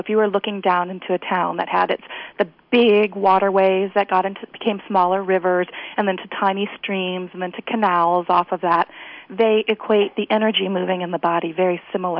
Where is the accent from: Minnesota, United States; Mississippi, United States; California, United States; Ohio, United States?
Ohio, United States; moved away as an adult; also born or lived in Japan; now in Gresham, United States; I'm from Ohio in the Midwest originally.